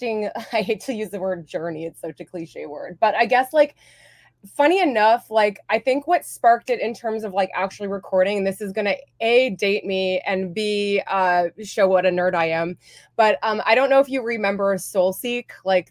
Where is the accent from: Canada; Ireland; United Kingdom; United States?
Canada; Hamilton, Ontario; also born or lived in Vancouver; now in Toronto, Canada; I actually grew up there